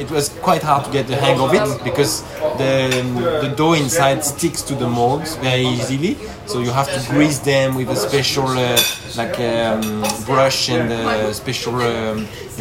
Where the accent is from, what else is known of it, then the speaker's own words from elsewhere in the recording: Pau, Nouvelle-Aquitaine, France; moved away; also born or lived in regional town south of Bordeaux; I was born in Pau, which is like in the southwest of France